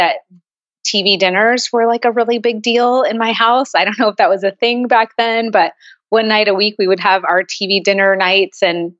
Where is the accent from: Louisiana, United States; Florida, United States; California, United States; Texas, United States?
California, United States; San Jose; now in Chandler, United States; I'm originally from San Jose, California, so up in the Bay Area